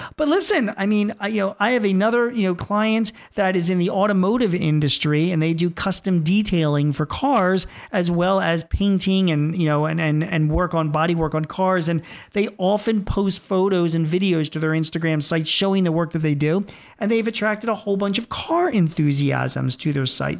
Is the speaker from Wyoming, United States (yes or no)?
no; Philadelphia, Pennsylvania, United States; my hometown of Philadelphia